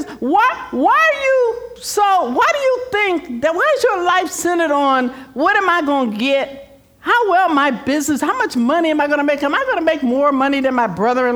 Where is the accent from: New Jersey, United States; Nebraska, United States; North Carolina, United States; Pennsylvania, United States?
Pennsylvania, United States; Philadelphia; moved away; I'm from the East Coast, I'm from Philadelphia